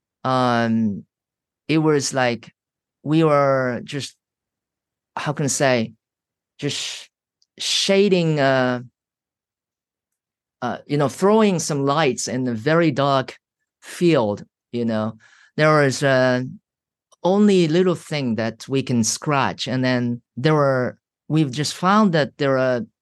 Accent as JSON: {"language": "English", "country": "Japan", "moved": "as an adult", "said": "I was from Japan"}